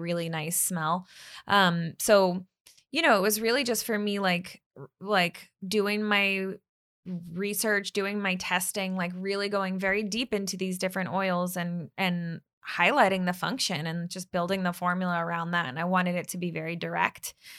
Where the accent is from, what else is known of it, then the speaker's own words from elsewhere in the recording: Bay Area, California, United States; now in Los Angeles, United States; I grew up in the Bay Area